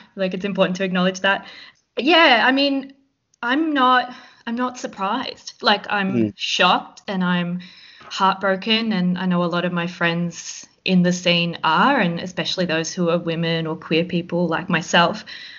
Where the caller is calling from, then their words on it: Victoria, Australia; I'm calling in from Wathawurrung land in the Kulin Nation